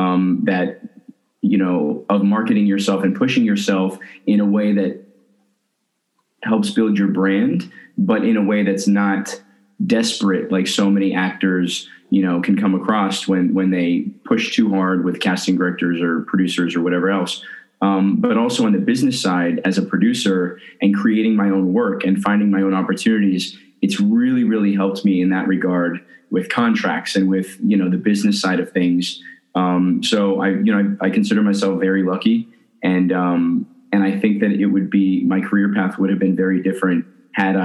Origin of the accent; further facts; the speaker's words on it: Colorado, United States; also born or lived in Florida; I was born in Florida, and then we moved to Colorado when I was about 8